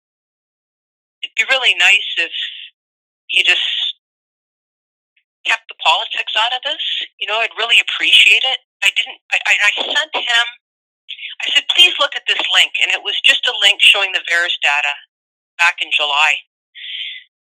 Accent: Niagara Falls, Ontario, Canada; I grew up in Niagara Falls

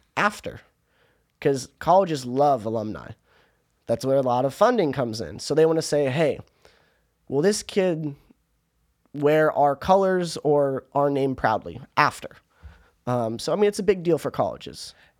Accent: Orange County, California, United States; moved away as an adult; now in Towson, United States; I'm from Orange County

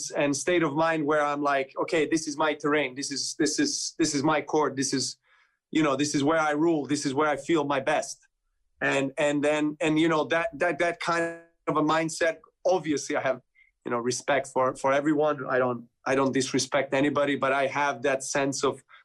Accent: Serbia; I play for Serbia with my compatriots

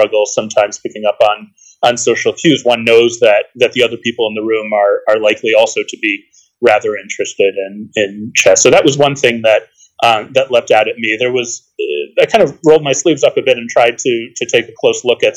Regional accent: Boston, Massachusetts, United States; I grew up in the Boston area

